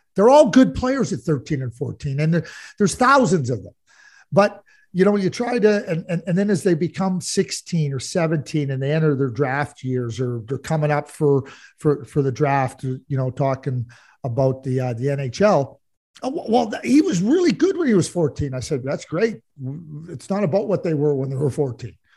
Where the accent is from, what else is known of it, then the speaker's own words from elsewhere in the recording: Montreal, Quebec, Canada; I grew up in Montreal as a Guy Lafleur fan